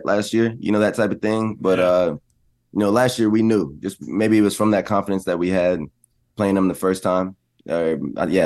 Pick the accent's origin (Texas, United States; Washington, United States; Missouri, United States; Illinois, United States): Texas, United States; I'm from Texas